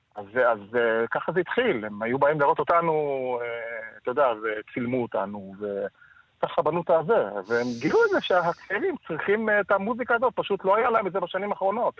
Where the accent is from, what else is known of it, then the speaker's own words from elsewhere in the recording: Tel Aviv, Tel Aviv District, Israel; נולדנו בכרם, גדלנו בכרם